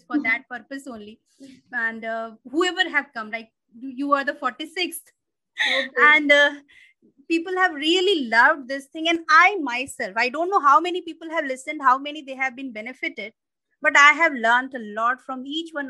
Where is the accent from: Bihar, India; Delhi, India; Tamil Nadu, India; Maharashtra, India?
Bihar, India; Madhubani district; I'm from Madhubani district and there they do Madhubani painting